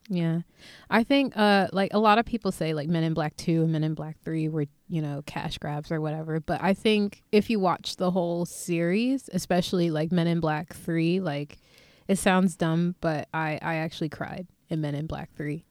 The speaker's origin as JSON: {"language": "English", "town": "Philadelphia", "region": "Pennsylvania", "country": "United States", "tie": "born or raised there", "said": "from my hometown, Philly"}